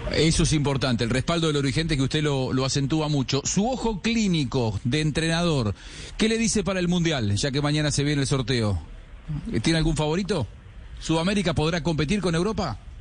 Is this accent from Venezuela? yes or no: no; Argentina; yo como argentino